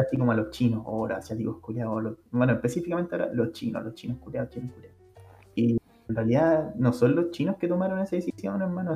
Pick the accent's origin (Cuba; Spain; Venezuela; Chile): Chile